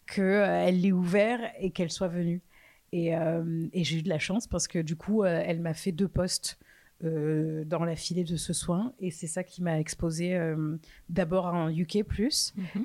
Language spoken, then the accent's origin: French; France; also born or lived in London / New York; Je suis française. Euh, j'ai vécu pendant quelques années. En fait, je suis partie de la France en 2013.